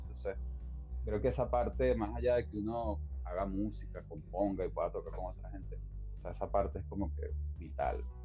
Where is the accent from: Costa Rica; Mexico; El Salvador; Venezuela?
Venezuela; Barquisimeto, Lara; now in New York, United States; Barquisimeto es algo súper fuerte porque es mi, bueno, nací allí por supuesto y es mi, mi tránsito por esa primera etapa